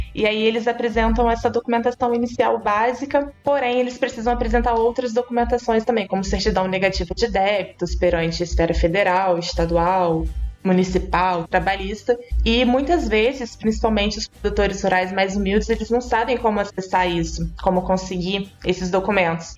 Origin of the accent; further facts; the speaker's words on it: Valença, Rio de Janeiro, Brazil; Eu sou do Rio de Janeiro, mas do interior.